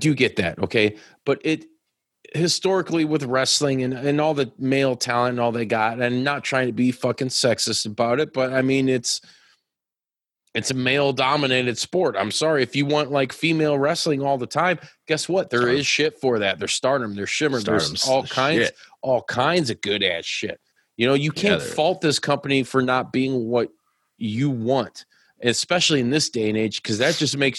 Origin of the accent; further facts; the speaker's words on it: United States; I'm fucking American